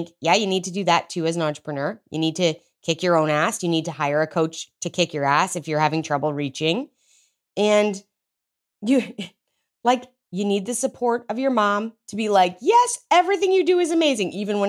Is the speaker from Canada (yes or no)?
yes; Canada; now in United States; I'm Canadian, so like it might as well be legal. I just live in Texas.